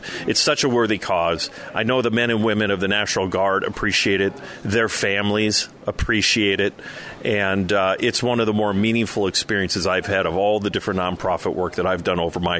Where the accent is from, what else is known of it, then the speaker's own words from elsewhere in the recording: Minnesota, United States; not only a Minnesotan, but proud as an American, too